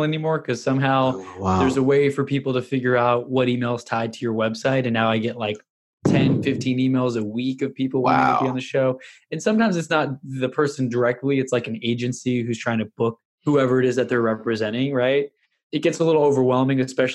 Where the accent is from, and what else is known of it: Houston, Texas, United States; born or raised there; also born or lived in New York